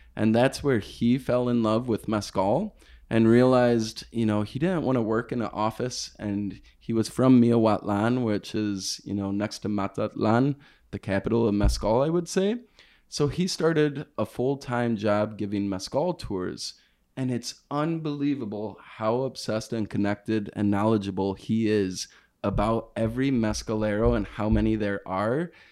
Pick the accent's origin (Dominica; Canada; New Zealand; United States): United States; I am from the States, and I'm not from Oaxaca